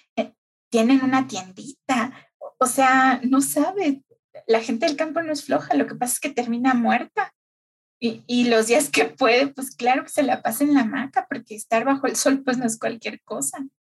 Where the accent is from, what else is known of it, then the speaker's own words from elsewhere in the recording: Mexico City, Mexico; yo nací aquí en el DF, toda mi vida prácticamente la viví aquí